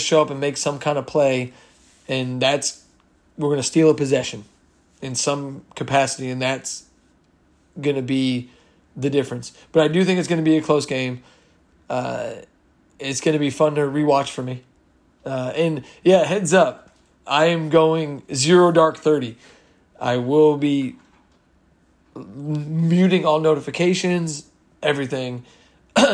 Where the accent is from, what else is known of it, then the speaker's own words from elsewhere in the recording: Red Bank, New Jersey, United States; I was born in Red Bank, New Jersey.